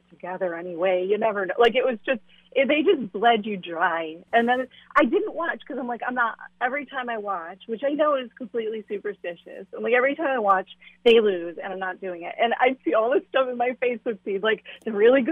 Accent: Buffalo, New York, United States; also born or lived in Raleigh, North Carolina / Sonoma County, California / Los Angeles, California; now in Memphis, United States; I grew up in Buffalo

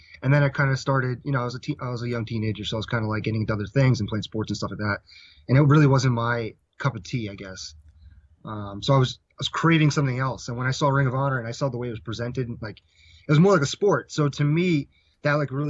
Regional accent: Edison, New Jersey, United States; Edison, New Jersey, which is my hometown

